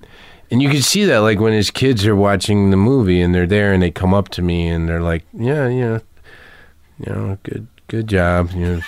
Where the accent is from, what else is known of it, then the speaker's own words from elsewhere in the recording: the South, United States; You know, we're both from the South originally